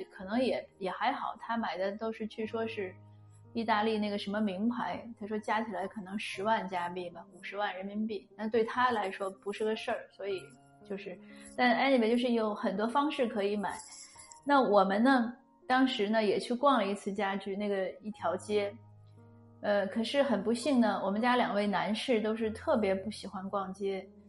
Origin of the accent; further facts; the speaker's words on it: China; moved away; 我们中国人